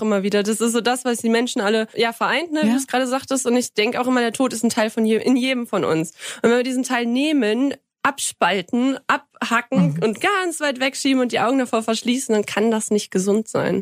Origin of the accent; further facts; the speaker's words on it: Kreis Viersen, North Rhine-Westphalia, Germany; moved away as an adult; also born or lived in Krefeld; now in Markgräflerland, Germany; komme aus dem Kreis Viersen. Äh, in Bremt, das ist so ein Zweihundert-Seelen-Einwohnerdorf, ein winzig kleines, süßes Dörfchen. Ähm, da bin ich aufgewachsen